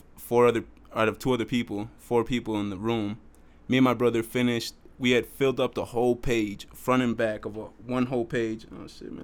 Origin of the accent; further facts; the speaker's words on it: Beloit, Wisconsin, United States; also born or lived in Jiménez, Chihuahua, Mexico; Me and my two brothers had moved into a women's shelter with my mother in Beloit, Wisconsin